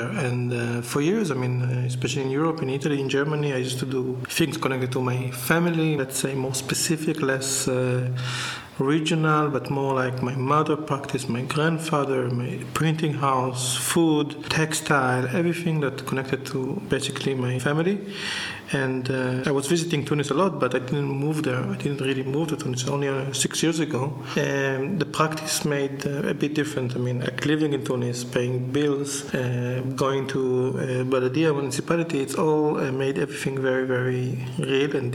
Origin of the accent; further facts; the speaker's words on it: Jerusalem, Jerusalem District, Israel; I was born here, I grew up in Jerusalem